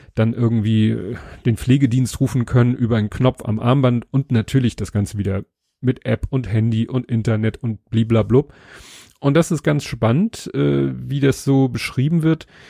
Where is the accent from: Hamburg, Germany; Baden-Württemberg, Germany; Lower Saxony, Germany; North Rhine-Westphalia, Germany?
Hamburg, Germany; was ich als Hamburger kenne